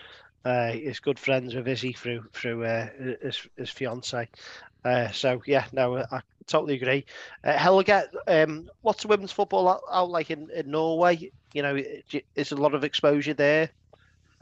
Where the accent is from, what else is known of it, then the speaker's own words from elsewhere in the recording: Crosby, North West England, United Kingdom; I grew up in Crosby.